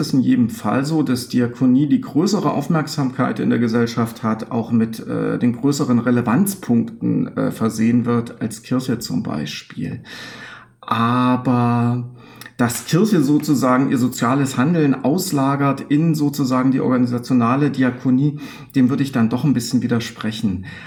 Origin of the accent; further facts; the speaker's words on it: eastern Germany, Germany; im Osten, wo ich herkomme